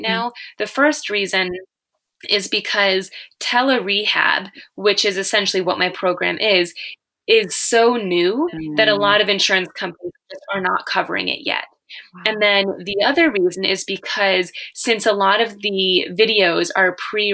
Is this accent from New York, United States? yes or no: yes; near Buffalo, New York, United States; I'm from near Buffalo, New York